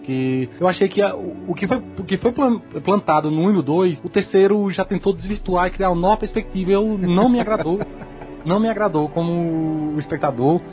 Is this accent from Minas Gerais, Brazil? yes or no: no; Juazeiro, Bahia, Brazil; sou de Juazeiro, Bahia.